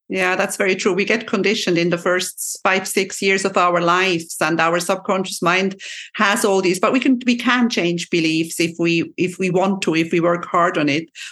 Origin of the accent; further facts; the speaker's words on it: Switzerland; my second mother tongue because I'm from Switzerland, and we have to learn French at a very early age.